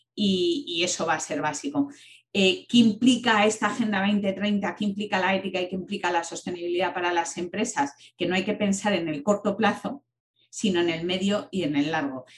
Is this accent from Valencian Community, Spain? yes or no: no; Palencia, Castile and León, Spain; moved away; yo, que soy de Palencia